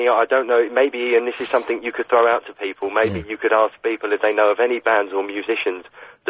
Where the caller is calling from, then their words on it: London, United Kingdom; I'm calling from London.